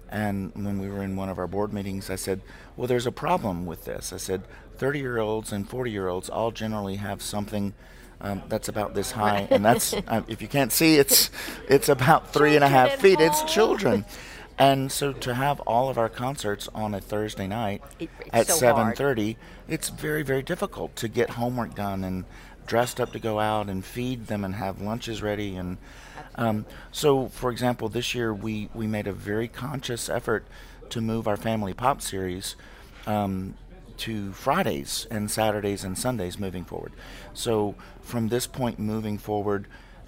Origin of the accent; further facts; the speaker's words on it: South Carolina, United States; moved away as an adult; also born or lived in Houston, Texas; now in Baton Rouge, United States; technically I'm from South Carolina, but Baton Rouge just feels like home for me